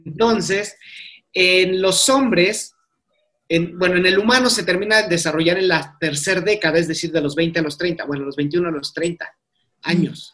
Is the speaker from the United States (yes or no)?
no; Mexico; nosotros que somos mexicanos